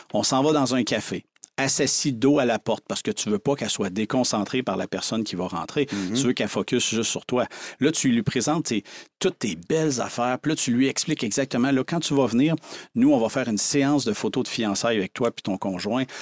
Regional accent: Saint-Antonin, Quebec, Canada; j'ai grandi sur une ferme dans le coin de Rivière-du-Loup, à Saint-Antonin

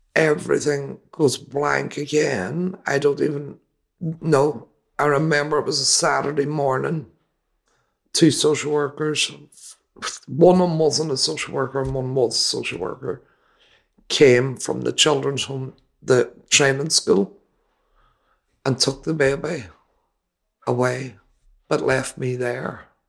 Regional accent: Derry, Northern Ireland, United Kingdom; Derry, my hometown

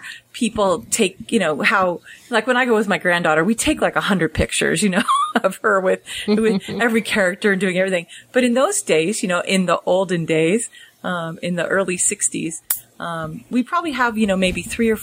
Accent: San Francisco, California, United States; we came down from San Francisco

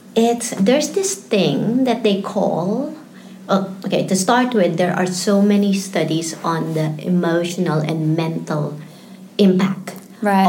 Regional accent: Philippines; moved away as an adult; also born or lived in Singapore; now in Melbourne, Australia; I was born and raised in the Philippines

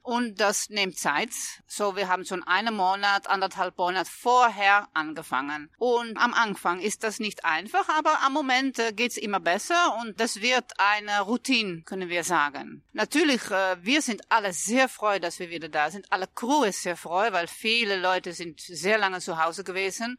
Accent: Netherlands; German is a second language; Ich äh, bin Holländerin

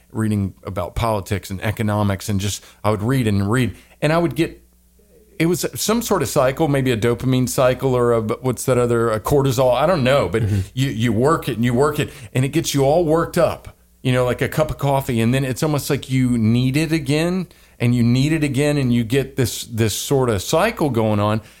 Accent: the South, United States; But um, yeah, I am from the South. I don't know what happened to my Southern accent.

